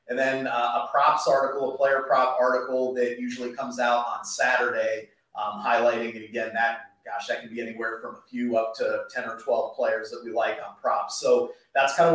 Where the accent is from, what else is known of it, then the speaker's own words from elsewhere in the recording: Jacksonville, Florida, United States; my hometown Jacksonville